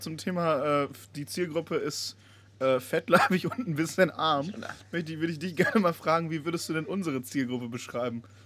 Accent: Bonn, North Rhine-Westphalia, Germany; meiner Heimatstadt Bonn

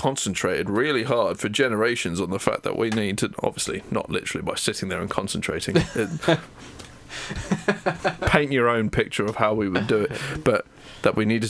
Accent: Haywards Heath, South East England, United Kingdom; also born or lived in East Grinstead; I was born in Hayward Heath.

